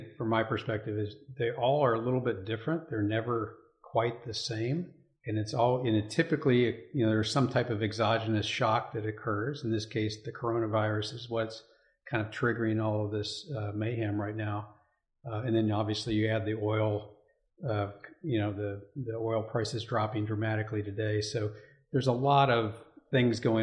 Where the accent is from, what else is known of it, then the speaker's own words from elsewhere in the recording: Elizabethtown, Kentucky, United States; also born or lived in Massachusetts; I grew up in Elizabethtown, Kentucky